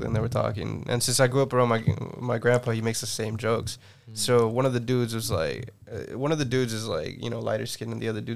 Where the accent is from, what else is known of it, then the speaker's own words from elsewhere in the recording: Guatemala; now in United States; I'm from Guatemala. I was born in Guatemala.